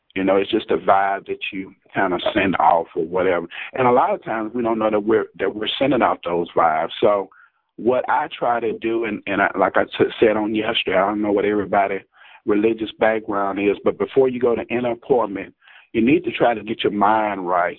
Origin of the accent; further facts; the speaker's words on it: Jackson, Mississippi, United States; I'm from Jackson, Mississippi